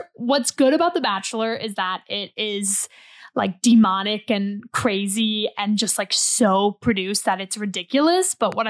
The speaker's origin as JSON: {"language": "English", "country": "United States", "said": "I'm American, obviously."}